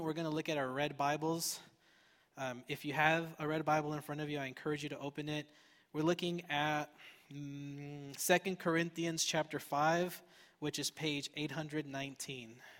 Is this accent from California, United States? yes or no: yes; Fullerton, California, United States; I grew up in Fullerton